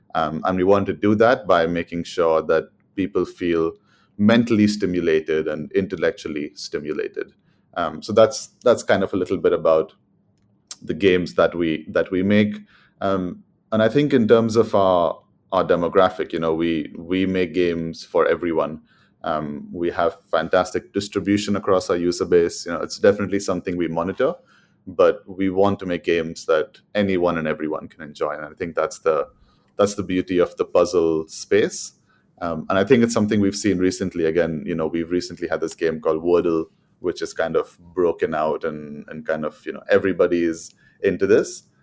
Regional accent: Mumbai, Maharashtra, India; moved away as an adult; also born or lived in London, United Kingdom; now in United Kingdom; I'm from Mumbai in India. I moved to the U K in two thousand and fourteen to study economics

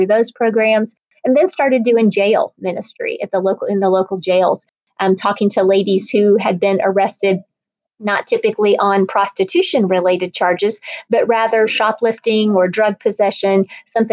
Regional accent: Northwest Indiana, United States; moved away as an adult; also born or lived in Ohio; now in Atlanta, United States; I grew up in Northwest Indiana, a Midwestern girl

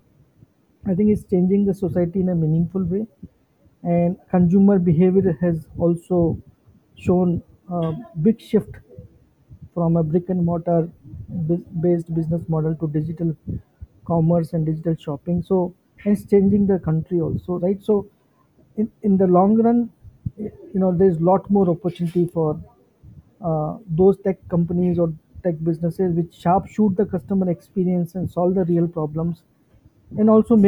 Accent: Jaipur, Rajasthan, India; moved away; My hometown, which is Jaipur

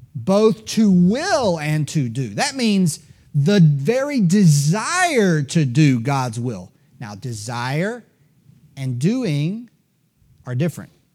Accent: Greenville, South Carolina, United States; born and raised in Greenville, South Carolina, like I was

